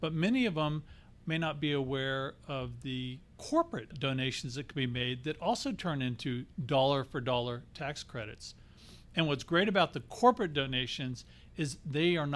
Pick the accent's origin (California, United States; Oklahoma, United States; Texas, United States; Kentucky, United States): Texas, United States; moved away as an adult; now in Arizona, United States; I come from Texas, lived there the majority of my life.